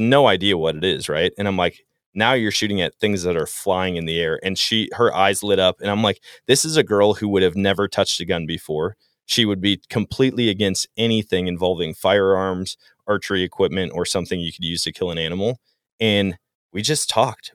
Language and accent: English; Wisconsin, United States; growing up in Wisconsin